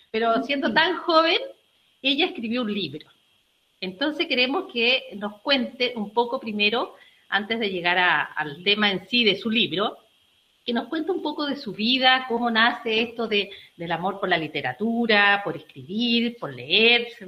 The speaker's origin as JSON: {"language": "Spanish", "town": "Osorno", "region": "Los Lagos", "country": "Chile", "said": "No tenía idea, yo soy de Osorno y no"}